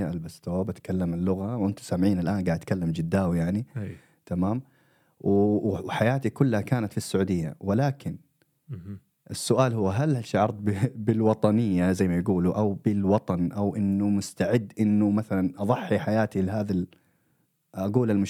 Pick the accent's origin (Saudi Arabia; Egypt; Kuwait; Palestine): Saudi Arabia; also born or lived in Eritrea (ancestry); now in Sweden; انا مواليد السعوديه